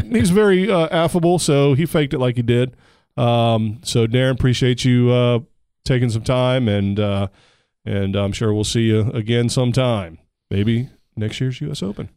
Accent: Texas, United States; my home state of Texas

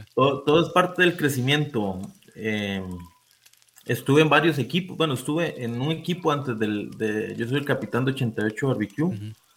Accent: San Vito, Puntarenas, Costa Rica; yo soy de San Vito Cotobruz también

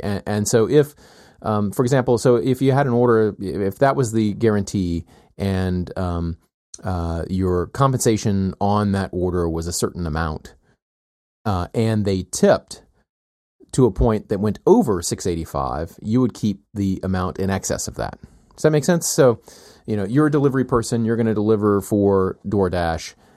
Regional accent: the South, United States; moved away; I grew up with in the South

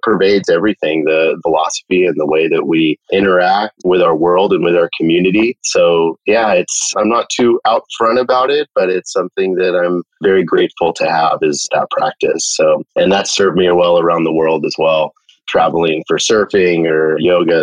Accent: California, United States; Born and raised in California

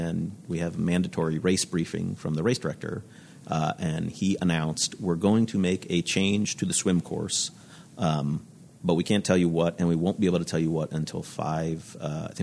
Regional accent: Florida, United States; I'm from Florida in the States.

